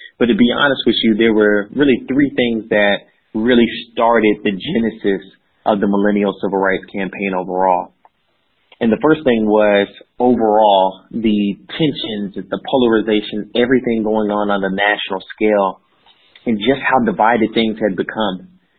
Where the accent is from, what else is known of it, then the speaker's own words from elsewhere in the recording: Georgia, United States; And so my background is I grew up in the state of Georgia and the Southern Bible Belt. My family was military, so we moved around quite a bit for the early portions of life